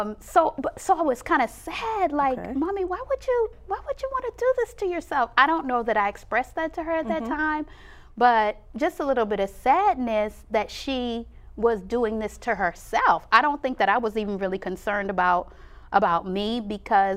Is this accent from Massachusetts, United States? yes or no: yes; Boston, Massachusetts, United States; I grew up in Boston